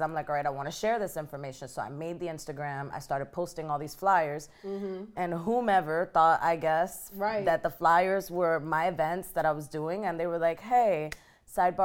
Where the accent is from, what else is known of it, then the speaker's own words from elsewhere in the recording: New York City, New York, United States; moved away as an adult; now in Miami, United States; I'm from New York